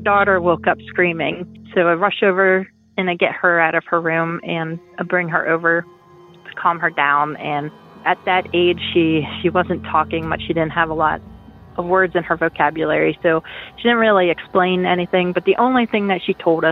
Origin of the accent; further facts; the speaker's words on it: Pennsylvania, United States; I'm from Pennsylvania